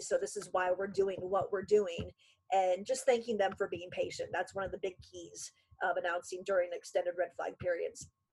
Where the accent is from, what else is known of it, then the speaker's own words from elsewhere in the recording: Conneaut, Ohio, United States; moved away as an adult; now in Erie, United States; I grew up in Conneaut, Ohio, well, North Kingsville, Conneaut